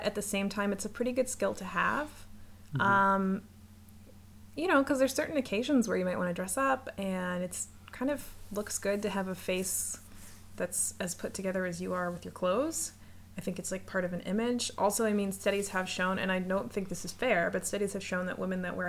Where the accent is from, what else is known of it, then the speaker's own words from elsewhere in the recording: United States; now in Canada; I live in Canada, but I'm American